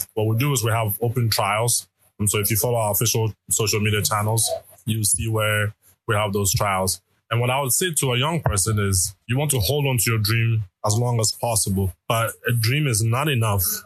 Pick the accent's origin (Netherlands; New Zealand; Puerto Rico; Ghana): Ghana; moved away; also born or lived in Canada / United States; I am originally from Ghana, go to school in Canada for a couple of years. And then from there, I was in the US